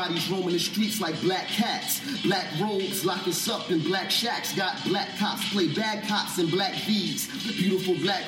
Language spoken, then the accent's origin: English; Mount Vernon, New York, United States; I'm from Mount Vernon